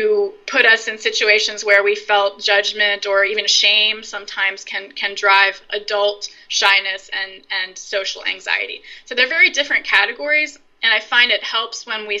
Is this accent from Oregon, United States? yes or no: no; Virginia, United States; now in Brooklyn, New York, United States; I grew up in Virginia